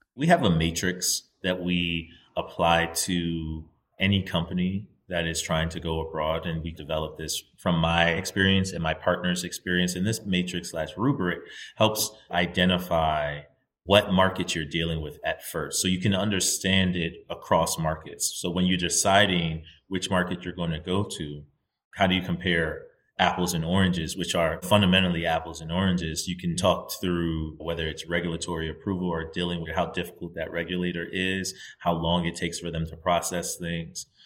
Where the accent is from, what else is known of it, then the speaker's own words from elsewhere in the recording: United States; I'm a Nigerian, right? My parents are both Nigerian immigrants to the United States, and I was born in the United States